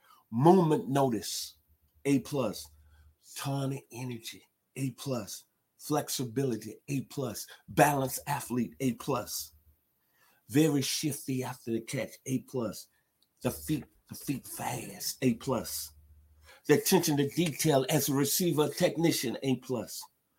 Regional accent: Memphis, Tennessee, United States; my hometown, Memphis, Tennessee.

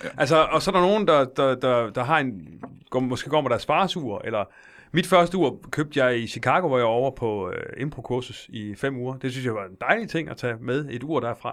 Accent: Silkeborg, Central Denmark Region, Denmark; Jeg er fra Silkeborg

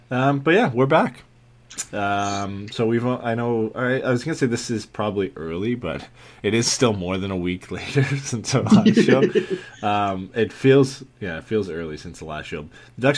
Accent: Canada; Yeah, and Ryan Gosling. We have the Ryans.

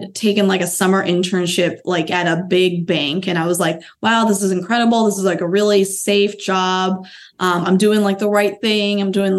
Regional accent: outside of Boston, Massachusetts, United States; also born or lived in Bloomington, Indiana; I was born in Indiana, Bloomington, Indiana. My parents went to IU, Hoosiers go Hoosiers. But I was raised, our family moved to just outside of Boston. So I grew up outside of Boston.

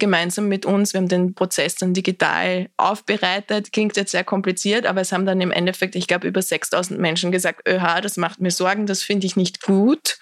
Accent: Austria; ich bin sehr behütet am Land in Österreich aufgewachsen

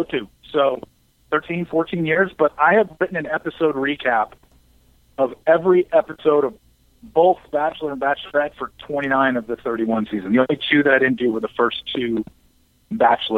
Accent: Orange County, Southern California, United States; moved away as an adult; also born or lived in Los Angeles, California; now in Frisco, United States; I'm a Southern California guy. Grew up there, raised in Orange County, went to college in L.A.

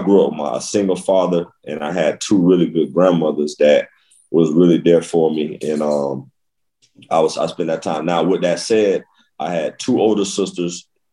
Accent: Boynton Beach, Florida, United States; I'm from Boynton Beach, Florida

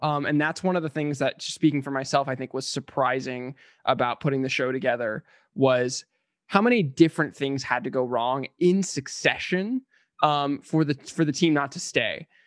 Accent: San Diego, California, United States; moved away as an adult; now in Los Angeles, United States; we're both born and raised in San Diego, Ben and I, um, and I've lived in L A since twenty thirteen

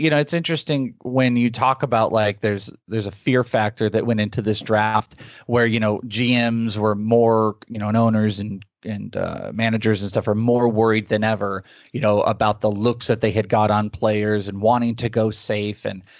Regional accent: California, United States; also born or lived in Los Angeles; I'm actually originally from California. I was born in the Bay Area, and then I lived in LA for a little stint, but I've lived in Arizona for 20 plus years.

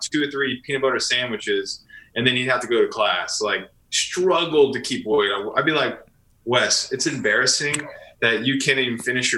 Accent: St. Marys, Georgia, United States; I'm Southeast. I grew up in St. Mary's or Camden County.

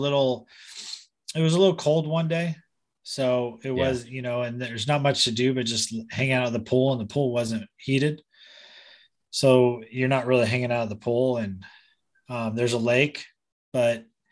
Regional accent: Southern California, United States; also born or lived in San Diego; growing up in Southern California, it was Mexico's like my backyard

